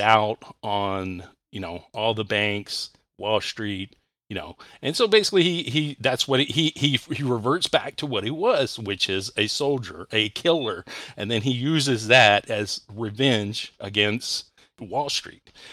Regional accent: Texas, United States; now in Ohio, United States; I was born in Texas and grew up in Texas

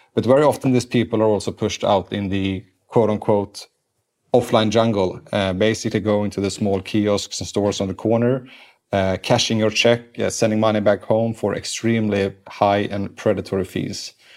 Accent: Sweden; English is a second language; moved away as an adult; now in United States; I was grown up in Sweden

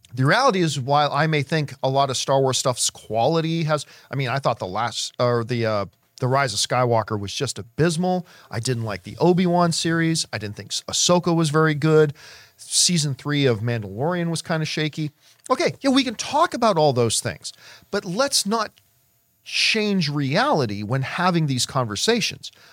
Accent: Canada; I am Canadian

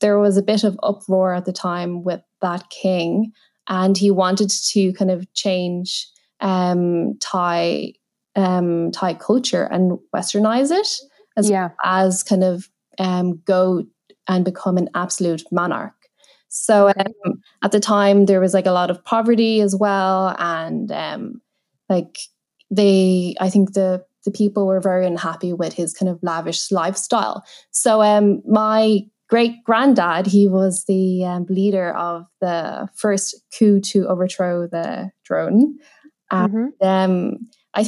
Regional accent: Ireland; initially growing up a bit difficult to fit in, like in kind of like Irish schools

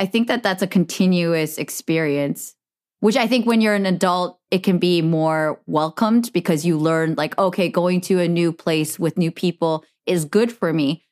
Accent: Bay Area, California, United States; growing up in the Bay Area

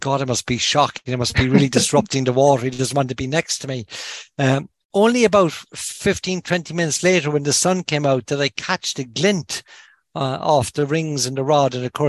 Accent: Kinsale, Munster, Ireland; now in Dublin, Ireland; when I'm home, I'm from Kinsale originally. So when I'm home, I try and fish my local river.

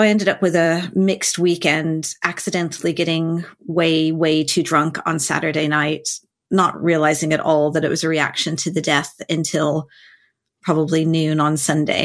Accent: United States; being American is

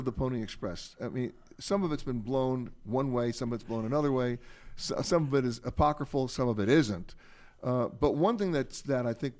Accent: New York, United States; When I was growing up in Manhattan, I did not have a Lionel train set.

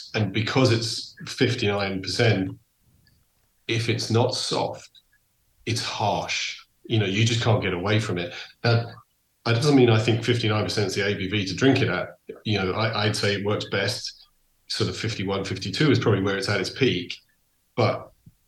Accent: England, United Kingdom; moved away; also born or lived in Donegal; So I grew up in England, but my heart is 100% Irish.

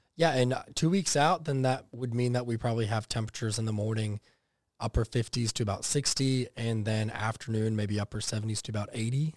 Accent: Texas, United States; also born or lived in coastal Georgia; now in Georgia, United States; growing up in Texas

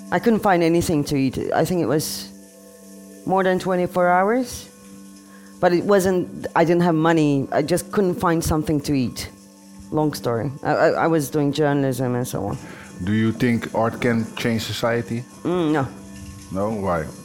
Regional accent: Turkey; English is a second language; moved away; Yeah. My country.

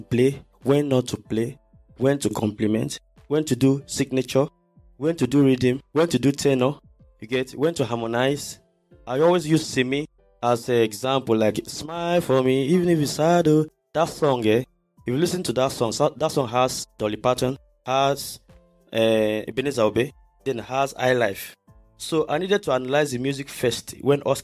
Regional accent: Akwa Ibom, Nigeria; moved away as an adult; also born or lived in Port Harcourt, Rivers State / Warri, Delta State; I was born in Port Harcourt, then moved to Akwa Ibom. That's where I did my primary and secondary school

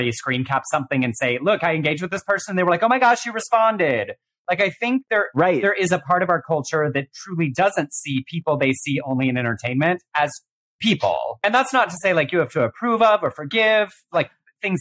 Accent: Texas, United States; growing up in the Southern Baptist Church in Texas

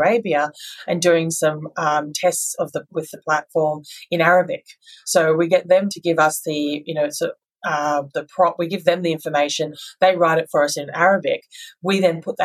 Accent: Australia; as Aussies

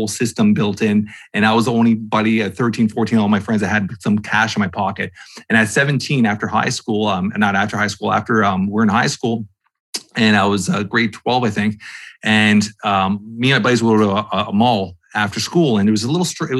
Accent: Toronto, Ontario, Canada; I'm from Toronto, Canada

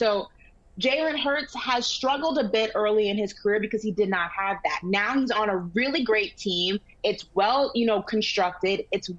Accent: New York City, New York, United States; I'm from Brooklyn.

